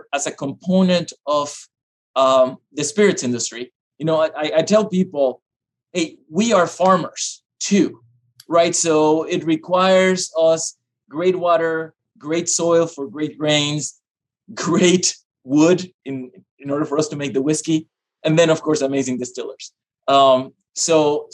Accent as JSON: {"language": "English", "country": "Panama", "also_born_or_lived": "Iowa", "moved": "yes", "said": "I am originally from Panama. So I'm a little ways from home"}